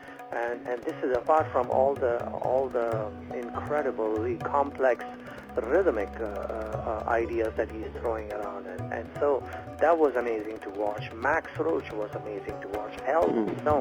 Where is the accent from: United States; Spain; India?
India; moved away as an adult; growing up in India